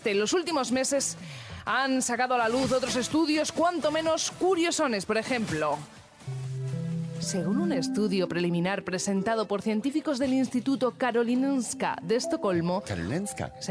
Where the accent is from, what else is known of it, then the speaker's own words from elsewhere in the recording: Spain; Yo soy español, español, y ladrón.